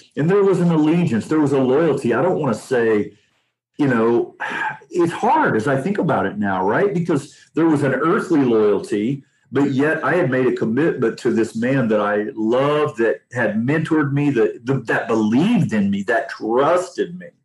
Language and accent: English; Anderson, Indiana, United States; I grew up in Anderson, Indiana, the Church of God, capital of the world.